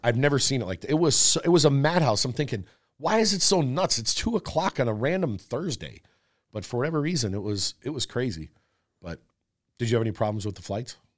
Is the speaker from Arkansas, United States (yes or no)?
no; Wisconsin, United States; also born or lived in Florida; up until I was, maybe eight, I was in Florida, and then we moved to Wisconsin, and it was always snowy there.